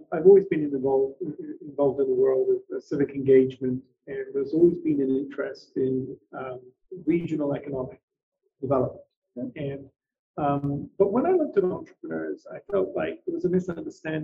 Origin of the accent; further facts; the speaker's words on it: England, United Kingdom; I was born in England